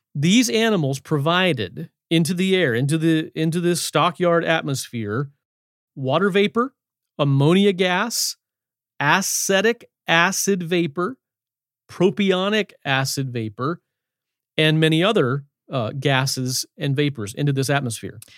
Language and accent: English; Shenandoah Valley, Virginia, United States; I grew up in the Shenandoah Valley of Virginia in the hills